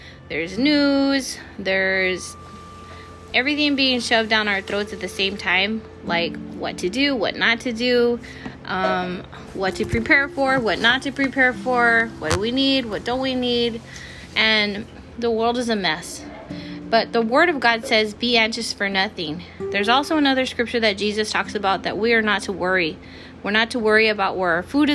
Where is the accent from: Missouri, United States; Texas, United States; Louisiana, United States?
Texas, United States; I'm from Texas